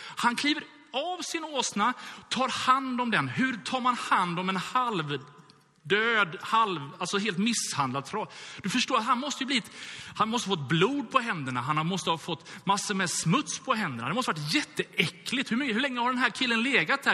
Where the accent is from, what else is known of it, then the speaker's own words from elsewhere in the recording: Gothenburg, Västra Götaland, Sweden; jag är uppvuxen i Göteborg